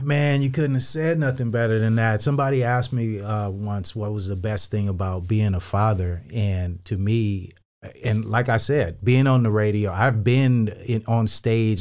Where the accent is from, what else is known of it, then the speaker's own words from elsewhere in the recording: Northern California, United States; I was raised in Northern California